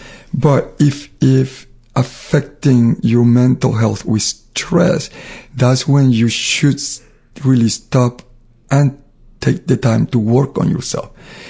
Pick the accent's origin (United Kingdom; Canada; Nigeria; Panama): Panama; now in United States; I was very dark because I grew up in Panama. So I always felt that I was ugly because I was dark and I was high from the sun and you know, I had to walk to school miles. So I was dark because I lived in the Caribbean. When I moved to United States, I got lighter.